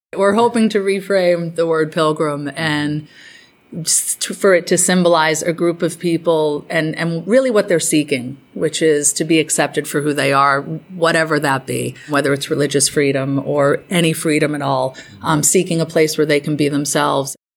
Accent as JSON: {"language": "English", "town": "Provincetown", "region": "Massachusetts", "country": "United States", "tie": "born or raised there", "said": "I grew up in Provincetown, and when you grow up in Provincetown, and it's all you know"}